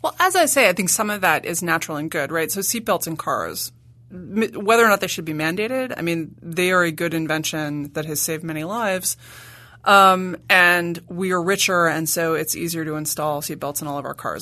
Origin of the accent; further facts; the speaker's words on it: New York City, New York, United States; I grew up in Manhattan